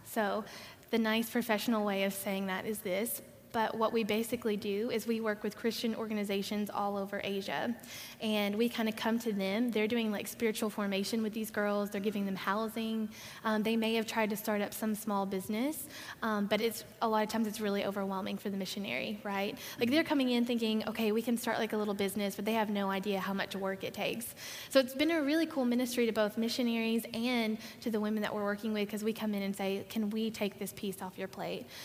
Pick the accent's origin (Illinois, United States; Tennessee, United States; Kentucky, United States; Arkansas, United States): Arkansas, United States; I grew up in Arkansas